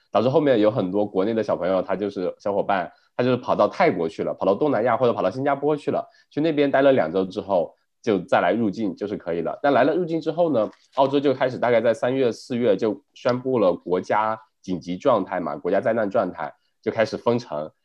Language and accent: Chinese; China; now in Melbourne, Australia; 我们国内